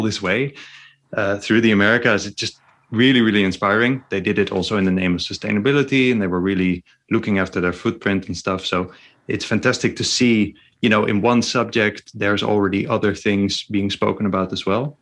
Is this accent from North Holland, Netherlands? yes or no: yes; near North Holland, Netherlands; born or raised there